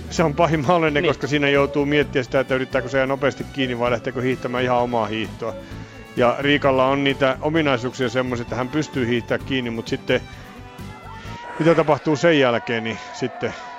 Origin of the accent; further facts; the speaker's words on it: Finland; meille tärkeää suomalaisille